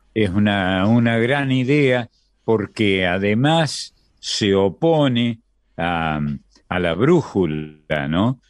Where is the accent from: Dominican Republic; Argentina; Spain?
Argentina; nosotros somos del sur, somos de América del Sur, de la Argentina, el país del plata